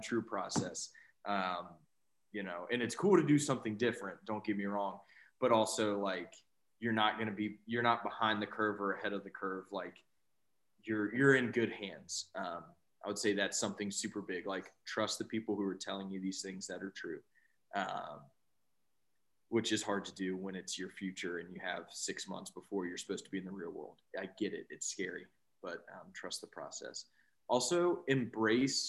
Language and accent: English; Blue Ridge Mountains, Southwest Virginia, United States; moved away as an adult; now in Richmond, United States; I grew up in Southwest Virginia in the Blue Ridge Mountains